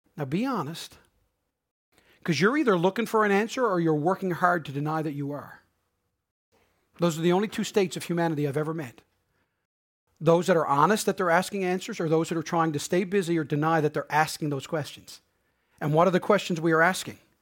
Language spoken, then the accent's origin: English; Harbour Grace, Newfoundland and Labrador, Canada; accent: Newfoundland Bayman; moved away as an adult; also born or lived in St. John's / Prince Edward Island; I grew up in Harbor Grace